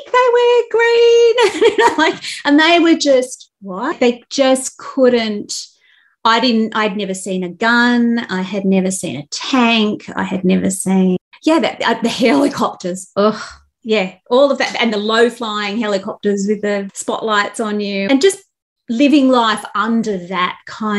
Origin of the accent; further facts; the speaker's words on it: Australia; I come from Australia